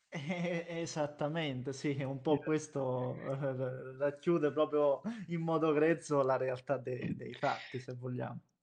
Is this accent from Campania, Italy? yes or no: no; Basilicata, Italy; sono lucano, abito in Basilicata